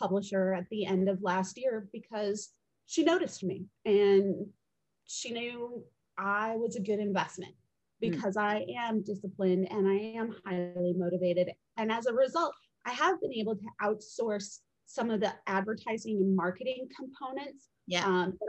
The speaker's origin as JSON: {"language": "English", "country": "United States", "tie": "born or raised there", "said": "We arrived when I was a baby in the US"}